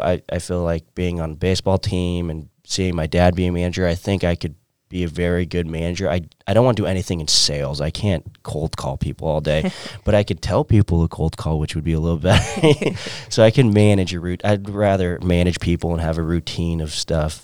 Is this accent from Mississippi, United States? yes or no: no; San Diego, California, United States; moved away as an adult; also born or lived in Orange County, California; now in Maryville, Missouri, United States; I'm originally from San Diego, California